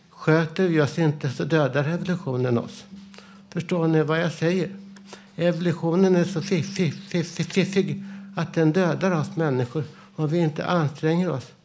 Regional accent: Vällingby, Stockholm County, Sweden; Vad säger jag då själv, som den jag är, den jag var, där jag växte upp i för, förorten Vällingby på 1960-talet?

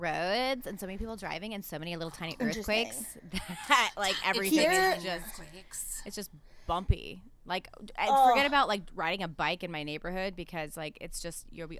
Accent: Arizona, United States; now in Los Angeles, United States; Yeah, I grew up in Arizona.

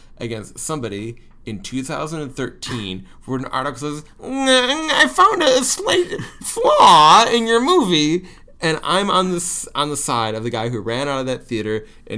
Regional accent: Troy, Michigan, United States; I'm from Troy, Michigan

